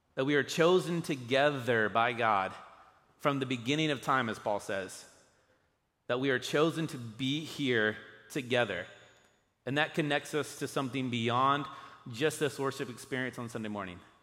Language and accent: English; United States